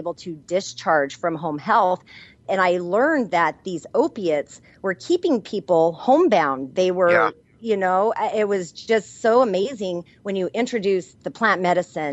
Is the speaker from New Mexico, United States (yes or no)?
yes; New Mexico, United States; I'm from New Mexico where I was trained and I learned from Native American healers and Hispanic curanderas